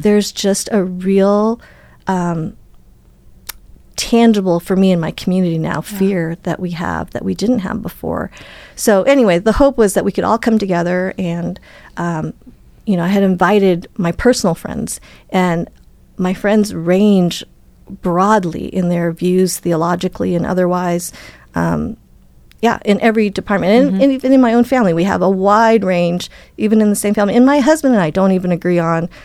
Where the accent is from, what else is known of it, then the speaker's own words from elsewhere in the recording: Wisconsin, United States; I was born in Wisconsin